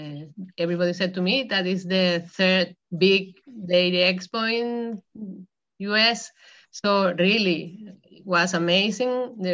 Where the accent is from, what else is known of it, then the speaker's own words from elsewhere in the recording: Venezuela; English is a second language; moved away as an adult; also born or lived in Spain / Idaho, United States; now in South Dakota, United States; been here in US during 3.5 years working at the University of Idaho, but really I come from Venezuela.